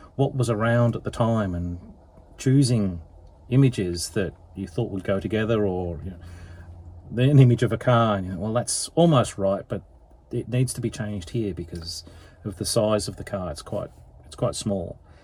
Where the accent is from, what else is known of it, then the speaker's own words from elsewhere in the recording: England, United Kingdom; moved away as an adult; now in Melbourne, Australia; I was born in England